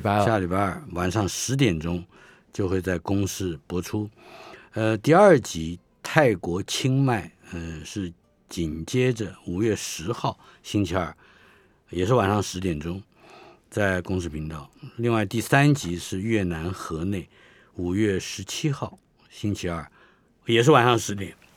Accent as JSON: {"language": "Chinese", "country": "Taiwan", "tie": "born or raised there", "said": "我们生在台湾人"}